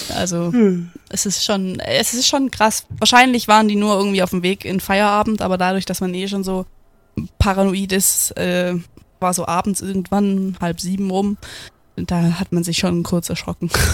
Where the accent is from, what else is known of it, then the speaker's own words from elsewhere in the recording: Germany; bei uns in Deutschland